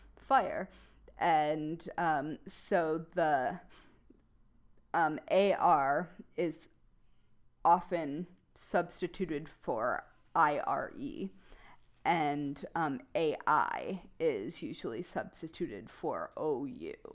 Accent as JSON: {"language": "English", "region": "Midwest", "country": "United States", "accent": "Midwestern", "said": "my Midwestern accent's pretty heavy"}